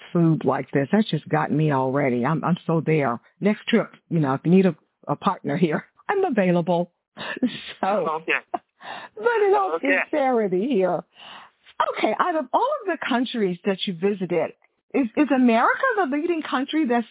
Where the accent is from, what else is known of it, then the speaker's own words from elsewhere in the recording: Houston, Texas, United States; I grew up in Houston, of course, you know, Texas